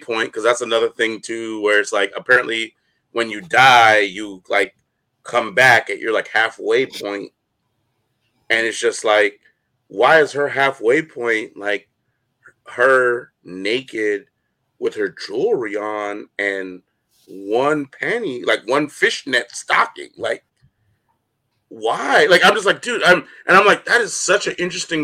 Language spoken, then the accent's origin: English; United States; as an American